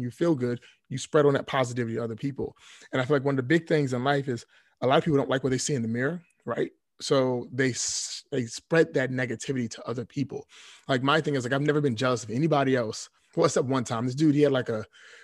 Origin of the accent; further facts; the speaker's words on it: Washington, District of Columbia, United States; I was born and raised in D.C., Southeast D.C.